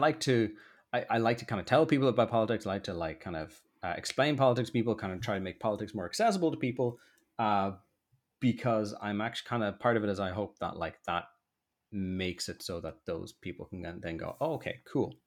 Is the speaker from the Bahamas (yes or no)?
no; Dublin, Leinster, Ireland; accent: posh; moved away as an adult; also born or lived in Limerick; now in London, United Kingdom; I love Rat Minds, it's where I grew up.